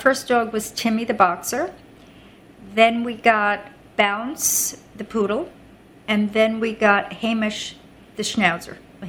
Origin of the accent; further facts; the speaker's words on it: Roslyn, New York, United States; now in New York City, United States; Well, I grew up on Long Island, which is about, my home was in a town called Roslyn, small town.